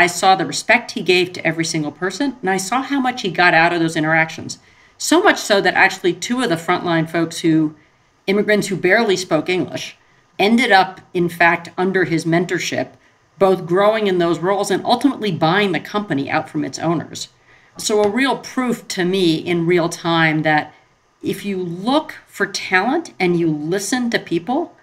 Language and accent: English; Montclair, New Jersey, United States; Went to public school in the suburbs of New York City in Montclair